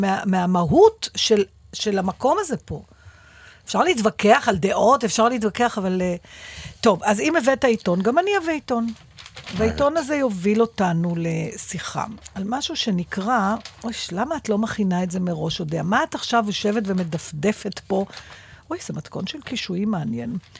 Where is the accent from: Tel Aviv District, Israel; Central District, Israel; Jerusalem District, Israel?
Tel Aviv District, Israel; Givatayim; בילדותי, בשנות ה-60 וה-70 בגבעתיים